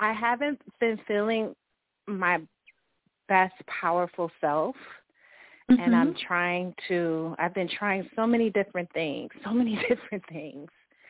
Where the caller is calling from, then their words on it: Fort Lauderdale, Florida, United States; I'm calling from the Fort Lauderdale, Miami area.